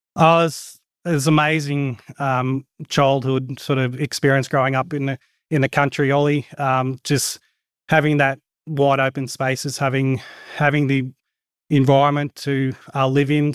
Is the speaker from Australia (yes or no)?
yes; Goondiwindi, Queensland, Australia; We're sort of born and bred in Gundawind and lived here all my life